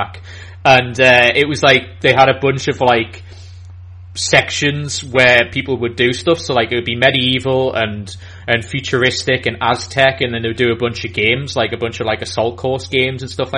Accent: Newcastle upon Tyne, North East England, United Kingdom; I'm from Newcastle in England.

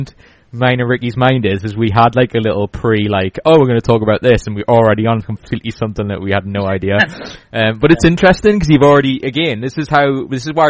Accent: just outside Newcastle, North East England, United Kingdom; accent: Geordie; I have a tint of a Geordie accent, but that's basically it. And I'm sort of just outside Newcastle, so I don't have a very fluent Geordie accent anyway.

